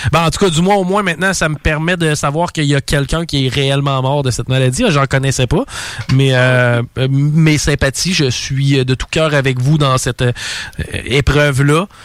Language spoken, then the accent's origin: French; France; je, pourrais être, comme on dit euh, par chez nous en France, je pourrais être dans la marde.